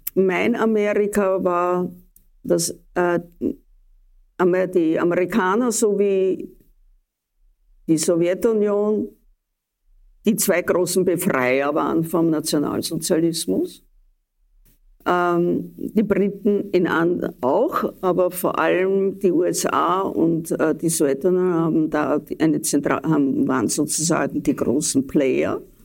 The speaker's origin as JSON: {"language": "German", "region": "Vienna", "country": "Austria", "said": "ich bin eine Wienerin der zweiten oder dritten Generation"}